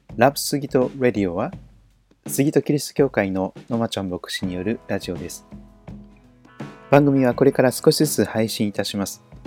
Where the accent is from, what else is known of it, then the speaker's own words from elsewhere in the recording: Kochi, Japan; also born or lived in Toyohashi, Aichi Prefecture; now in Sugito, Japan; 私が生まれ育った四国の高知県高知市、あるいは長らく住んだ愛知県豊橋市